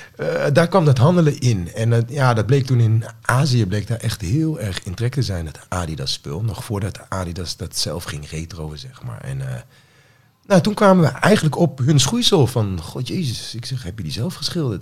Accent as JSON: {"language": "Dutch", "town": "Apeldoorn", "region": "Gelderland", "country": "Netherlands", "said": "ik kom eigenlijk gewoon uit Apeldoorn. En daar woon ik nog steeds."}